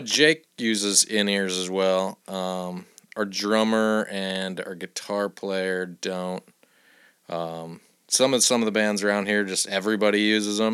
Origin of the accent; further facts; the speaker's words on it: Iowa City, Iowa, United States; I'm from Iowa City